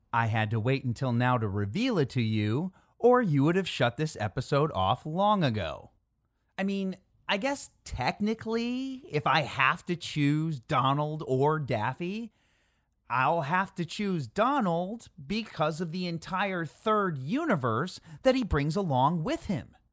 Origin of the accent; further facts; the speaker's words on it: Chicago, Illinois, United States; I am from Chicago